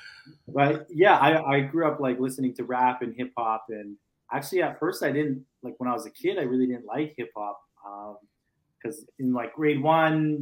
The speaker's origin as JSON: {"language": "English", "town": "Calgary", "region": "Alberta", "country": "Canada", "said": "I'm from a community called Forest Lawn."}